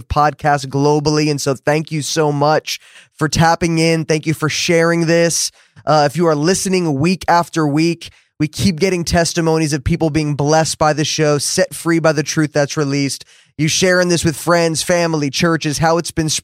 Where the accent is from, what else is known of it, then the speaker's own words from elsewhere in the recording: New Jersey, United States; now in Dallas, United States; I grew up in New Jersey